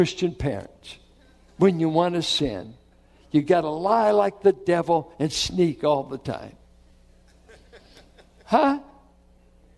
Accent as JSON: {"language": "English", "town": "Richmond", "country": "United States", "tie": "born or raised there", "said": "I grew up in Richmond"}